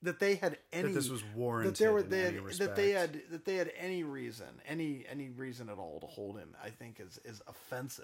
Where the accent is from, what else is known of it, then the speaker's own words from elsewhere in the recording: United States; all of us Americans